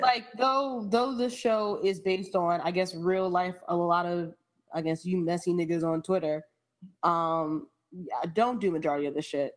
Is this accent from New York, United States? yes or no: yes; New York, United States; I grew up in the Bronx, but I grew up in a house